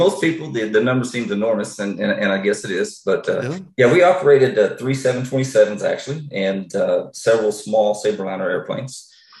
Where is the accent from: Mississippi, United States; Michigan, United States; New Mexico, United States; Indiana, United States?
New Mexico, United States; also born or lived in Fort Smith, Arkansas; So I was born in Fort Smith, Arkansas, out west, very west Arkansas. And then just that was for a short time. Then I graduated high school in New Mexico.